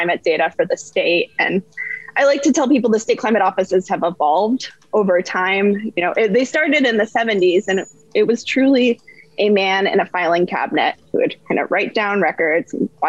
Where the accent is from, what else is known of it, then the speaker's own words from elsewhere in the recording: western New York, United States; now in North Carolina, United States; I'm from upstate New York, western New York, as I'm supposed to say as a New Yorker